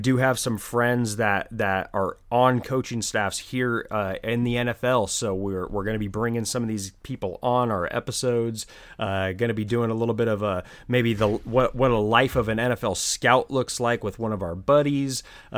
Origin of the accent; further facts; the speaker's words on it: California, United States; We grew up in Silicon Valley. How do you not know Ahmed?